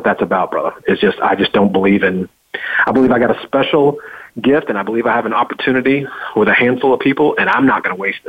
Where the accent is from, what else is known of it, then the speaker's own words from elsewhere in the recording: Memphis, Tennessee, United States; I'm a redneck from Memphis, Tennessee.